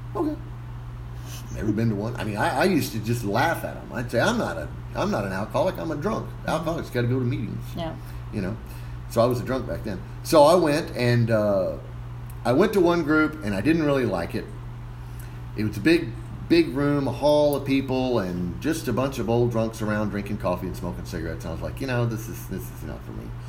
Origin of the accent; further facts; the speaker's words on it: McAllen, Texas, United States; I'm originally from here in McAllen. I born here and uh, graduated from McAllen Memorial High School in 1990